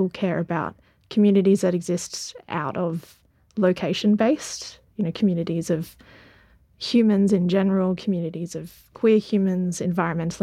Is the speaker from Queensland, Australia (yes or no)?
no; Queenscliff, Victoria, Australia; now in Geelong, Australia; I'm from the Bellarine, which is just further kind of around the bay. So Queenscliff